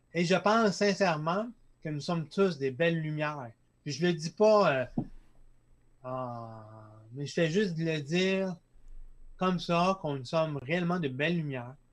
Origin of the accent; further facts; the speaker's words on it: Lac Saint-Jean, Quebec, Canada; Je viens du lac Saint-Jean